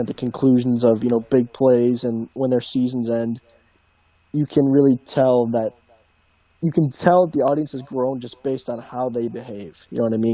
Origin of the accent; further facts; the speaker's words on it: Michigan, United States; We both, we grew up fans of, you know, rival colleges. You grew up a huge Michigan fan, Michigan family. I live across the street from them, and we're big Michigan State people, so we're from Michigan